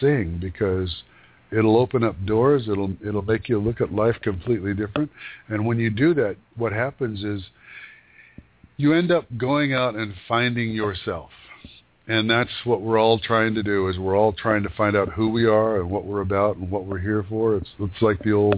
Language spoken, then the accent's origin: English; Yakima Valley, Washington, United States; moved away as an adult; I grew up in a desert. I grew up in the Yakima Valley, which is like a desert